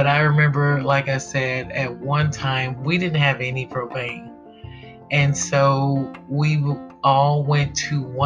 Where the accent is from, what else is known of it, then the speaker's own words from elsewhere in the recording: Texas, United States; I'm from the South. I'm from Texas.